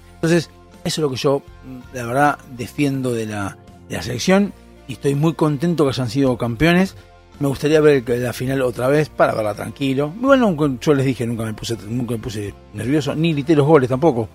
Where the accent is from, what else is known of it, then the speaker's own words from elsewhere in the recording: Argentina; lo que tenemos que entender como argentinos